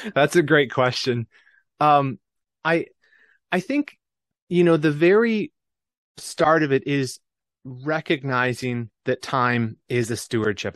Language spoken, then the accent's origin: English; Michigan, United States; moved away as an adult; my home state of Michigan